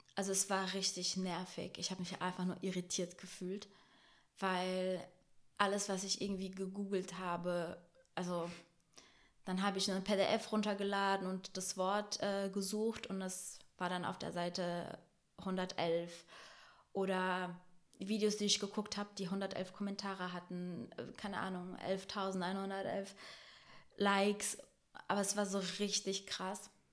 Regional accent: Brazil; now in Germany; ich bin in Deutschland geboren, aber in Brasilien aufgewachsen.

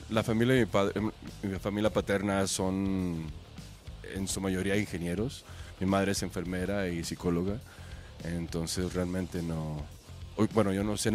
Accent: Chihuahua, Mexico; Sí, de Chihuahua, Chihuahua.

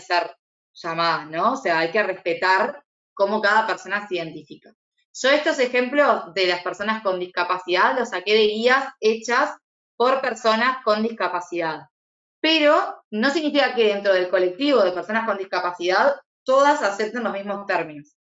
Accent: Uruguay; yo soy de Uruguay

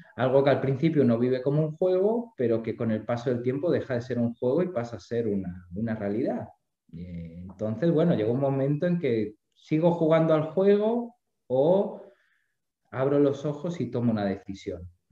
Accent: Spain; moved away as an adult; now in Buenos Aires, Argentina; siendo un español. A mí me recibieron de brazos abiertos

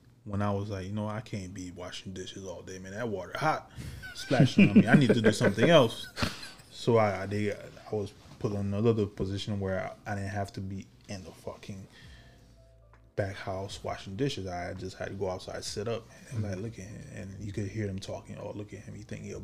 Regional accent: Haiti; now in United States; growing up in Haiti

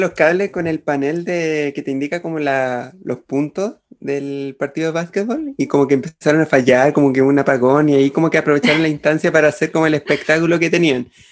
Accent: Chile; acá en Chile. Perdóneme mi ignorancia, solo he estudiado en colegios y liceos municipales

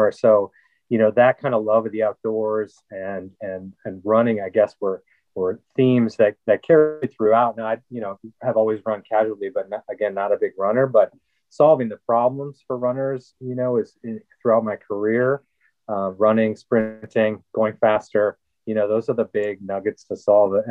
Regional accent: Minnesota, United States; I grew up in Minnesota, so the outdoors were just a big part of of my upbringing as well.

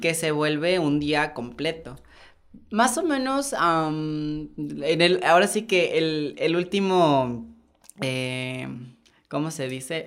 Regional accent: Santiago Juxtlahuaca, Oaxaca, Mexico; moved away as an adult; now in Oaxaca City, Mexico; yo nací en un pueblo que se llama Santiago Juslahuaca, en la Mixteca.

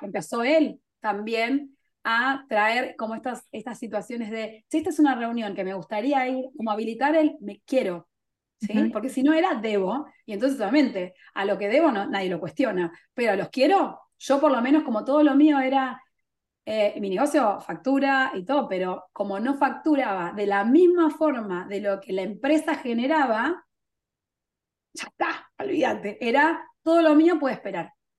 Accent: Argentina; moved away; also born or lived in England; soy argentina, pero yo vivía en Inglaterra en ese momento

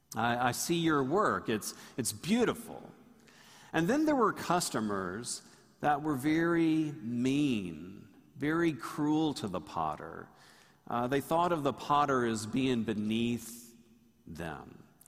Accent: Tallahassee, Florida, United States; When I grew up in Tallahassee, Tallahassee was much smaller

